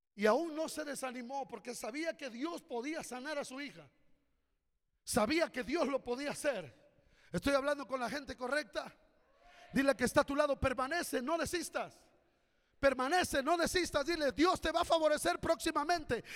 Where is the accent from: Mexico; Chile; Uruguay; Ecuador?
Mexico; Corinto, Guerrero; also born or lived in Acapulco; Yo nací en la Sierra de Guerrero, en la vil pobreza